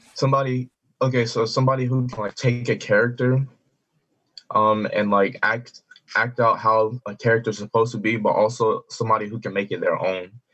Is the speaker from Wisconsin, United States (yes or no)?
no; Decatur, Georgia, United States; I'm from Georgia, from Decatur, Georgia